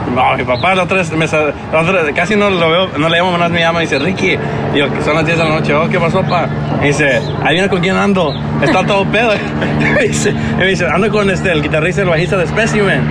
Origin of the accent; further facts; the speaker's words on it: Los Angeles, California, United States; yo crecí en Estados Unidos siendo más angelino que mexicano.